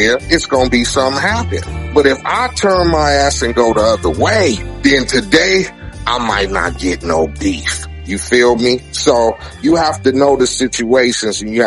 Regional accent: Compton, California, United States; I come from Compton

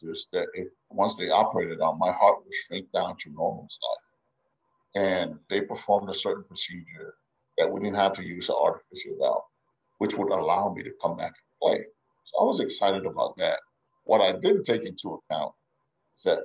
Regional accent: Hawaii, United States; moved away as an adult; also born or lived in Samoa; we grew up in Hawaii and Samoa

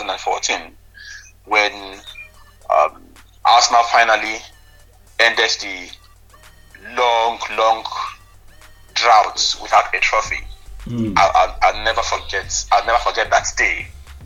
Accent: Nigeria; as a Nigerian

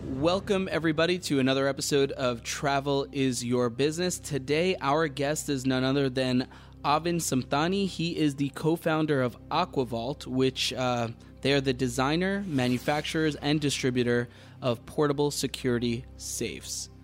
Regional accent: New York, United States; I'm a New Yorker

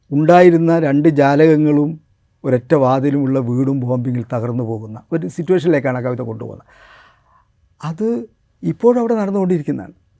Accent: Kuttiady, Kerala, India; also born or lived in Nadapuram; ഞാൻ കുറ്റ്യാടി എൻ്റെ പോറ്റ് നാടാണ് എൻ്റെ ജന്മനാട് നാദാപുരമാണ്

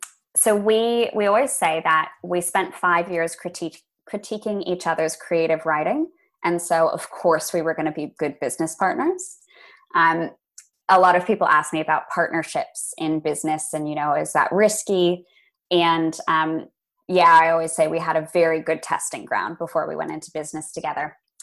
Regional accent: Los Angeles, California, United States; also born or lived in Boston, United States; I didn't grow up among farms, and I think that's where the fascination came from. I grew up in Los Angeles. Very big Lovely. City, and then moved to Boston, another big city.

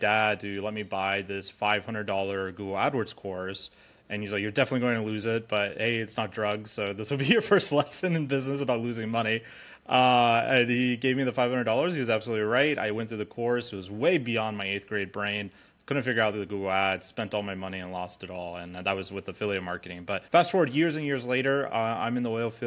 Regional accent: Alaska, United States; born and raised in Alaska

